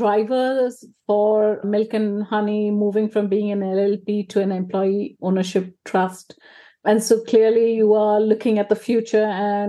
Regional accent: India; moved away as an adult; now in United Kingdom; And I noticed when I moved to the UK is that everyone was a specialist. And I came from India. I'd already worked for a decade or more. And so I was a generalist.

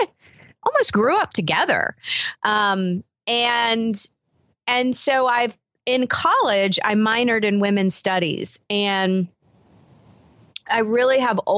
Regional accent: the South, United States; I grew up in the South

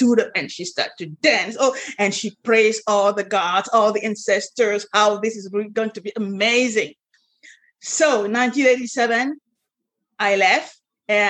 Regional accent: Cameroon; moved away; also born or lived in France; I was born and raised in Africa, Cameroon

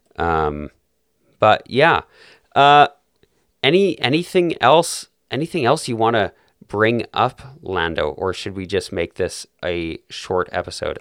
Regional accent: Calgary, Alberta, Canada; my hometown, which of course is Calgary, beautiful city in southern Alberta

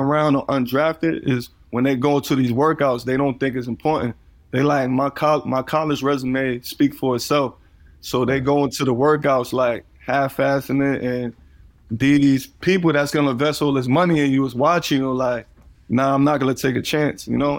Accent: New York City, New York, United States; growing up in Coney Island

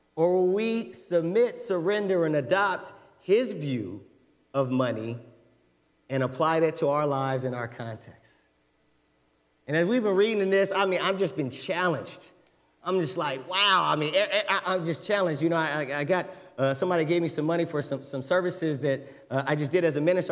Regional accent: United States; as an American

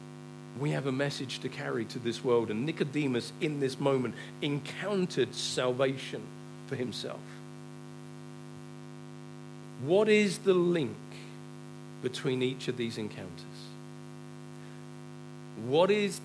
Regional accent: England, United Kingdom; we're too English. We're too British.

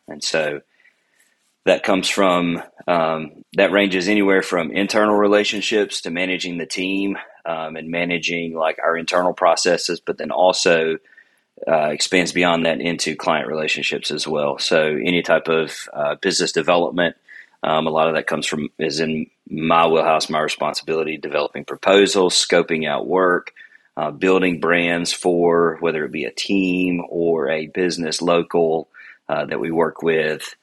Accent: Alabama, United States; moved away; also born or lived in Hattiesburg, Mississippi; I grew up in Alabama

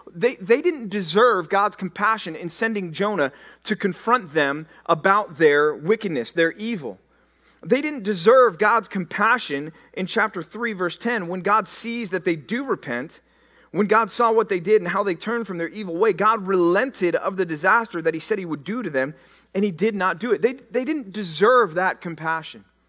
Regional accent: Dallas, Texas, United States; when I tell people that I'm from Texas, they say, "Where are you from?" And I say, "Dallas."

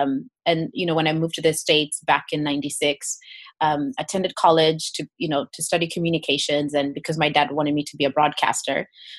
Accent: Kenya; So I grew up in Kenya and actually started singing when I was about 5 years old.

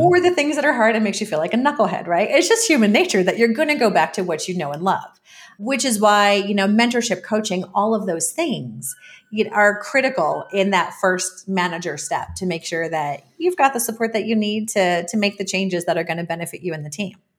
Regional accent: New York, United States; moved away as an adult; also born or lived in Belize; now in Mexico City, Mexico; as a New Yorker

